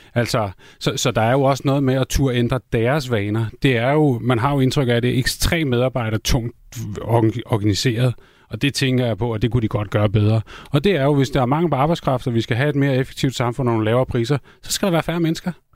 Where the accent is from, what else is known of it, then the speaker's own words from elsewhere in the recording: Copenhagen, Capital Region of Denmark, Denmark; jeg er også københavner